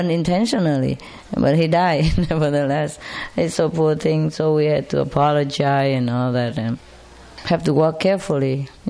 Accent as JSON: {"language": "English", "country": "Malta", "second_language": "English", "said": "I came from Malta Island, next to Spain. It belonged to Spain."}